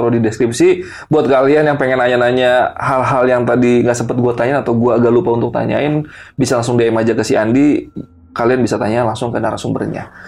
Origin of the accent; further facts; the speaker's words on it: Pangandaran, West Java, Indonesia; Ya, di Pangandaran kampung saya. Dan rumahnya ada sampai sekarang